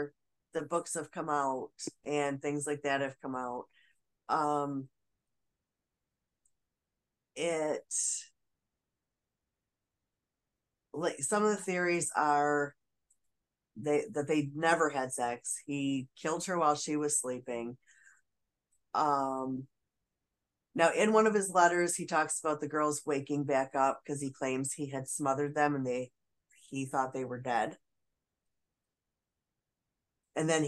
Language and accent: English; Michigan, United States; I was from Michigan